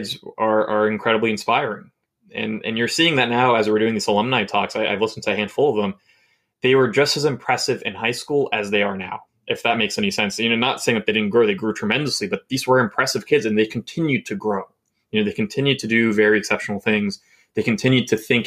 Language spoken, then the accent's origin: English; New York City, New York, United States; 8 years growing up in Queens